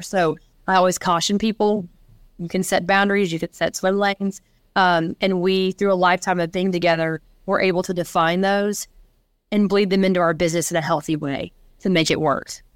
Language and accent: English; Nashville, Tennessee, United States; we grew up and born and raised in Nashville, Tennessee